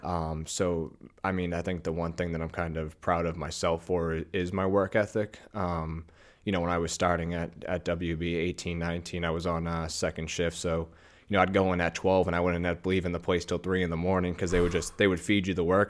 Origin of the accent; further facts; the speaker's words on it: North Shore, outside Boston, Massachusetts, United States; I grew up, uh, North Shore, so about probably twenty, twenty-five minutes outside of, you know, Boston.